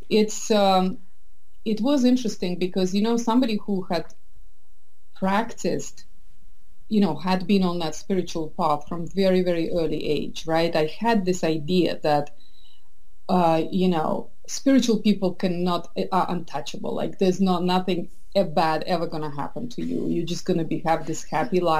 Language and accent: English; Estonia; also born or lived in St. Petersburg, Russia / United Kingdom / France / Boston, United States; now in San Francisco Bay Area, United States; I was born in St. Petersburg. I grew up in wow. Estonia, which is very similar, but yet so different culturally.